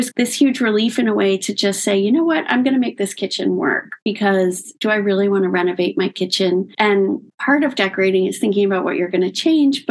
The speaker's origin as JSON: {"language": "English", "town": "Locust Valley", "region": "New York", "country": "United States", "tie": "born or raised there", "said": "my parents had a house when I was growing up in Locust Valley on Long Island"}